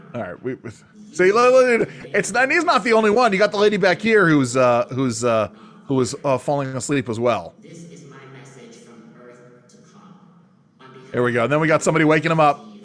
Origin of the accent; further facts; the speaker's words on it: New York, United States; moved away; growing up in New York